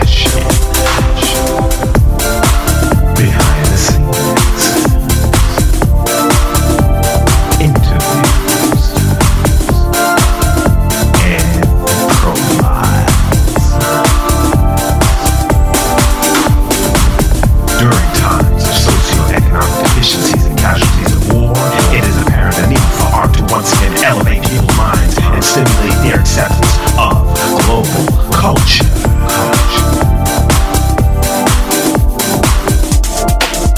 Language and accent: English; New York City, New York, United States; moved away; broadcasting this week from the Big Apple, New York City, my hometown.